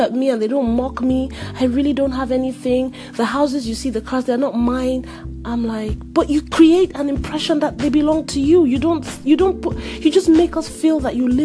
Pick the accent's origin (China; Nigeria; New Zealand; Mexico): Nigeria; now in United States; I'm in America and she is in Nigeria, and I'm Nigerian